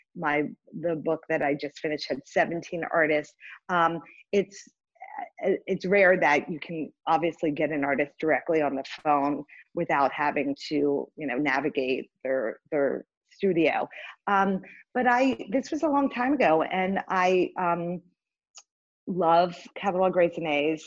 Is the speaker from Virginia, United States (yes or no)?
yes; Richmond, Virginia, United States; moved away; growing up in Richmond